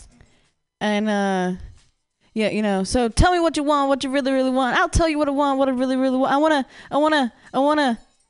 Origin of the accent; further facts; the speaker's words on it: Midwest, United States; now in San Francisco, United States; I grew up in the Midwest, so it's not cool over there